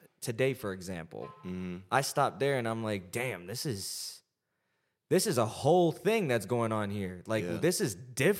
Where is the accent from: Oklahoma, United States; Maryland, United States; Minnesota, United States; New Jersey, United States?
New Jersey, United States; I'm from New Jersey, dude. We're in California.